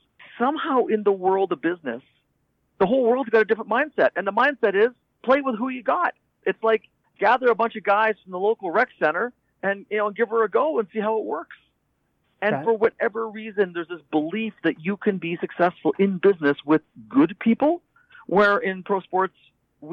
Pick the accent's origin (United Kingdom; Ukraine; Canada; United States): Canada; I'm from Canada